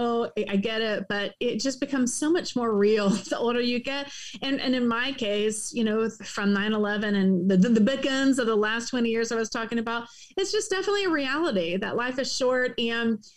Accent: Tallahassee, Florida, United States; moved away; also born or lived in New York; I'm from Tallahassee, Florida

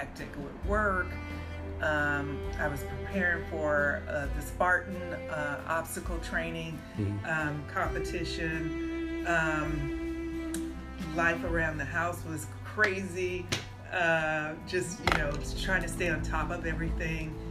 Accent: San Francisco, California, United States; I was born and raised in San Francisco

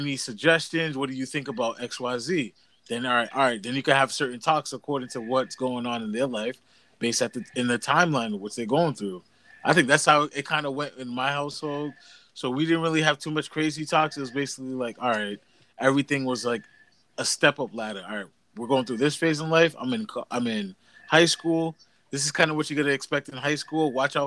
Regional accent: Massachusetts, United States; I lived in Massachusetts. I'm 30 years old. Lived in Massachusetts all my life

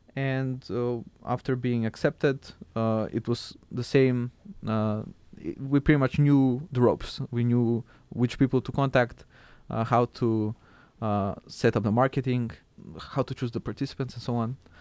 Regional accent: Skopje, North Macedonia; moved away; also born or lived in Struga, North Macedonia; I'm from Macedonia and currently it's called North Macedonia. I was born in a small town called Struga and I lived with my family there

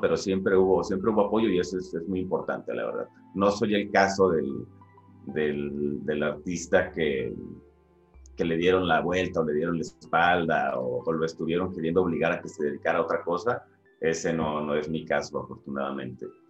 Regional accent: Guadalajara, Jalisco, Mexico; moved away as an adult; also born or lived in Ensenada, Baja California; now in Mexico City, Mexico; me formé en, Guadalajara

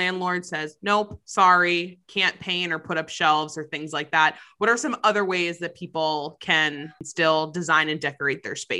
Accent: Massachusetts, United States; I'm from the US, I'm from Massachusetts

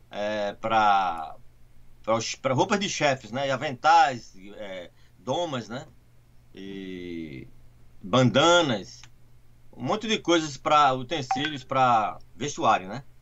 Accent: São Paulo, Brazil; now in United States; Eu sou de São Paulo.

